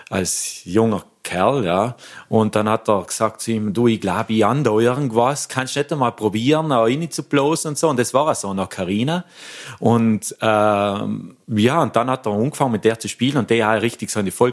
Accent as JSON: {"language": "German", "town": "Lengmoos", "region": "Trentino-Alto Adige", "country": "Italy", "said": "das war ein Konzert in der Kommende Lengmoos, also da, wo ich herkomme."}